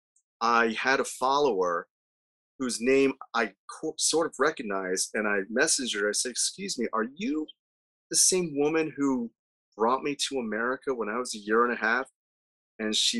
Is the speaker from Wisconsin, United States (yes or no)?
no; Delaware, United States; also born or lived in Guyana; I grew up in Delaware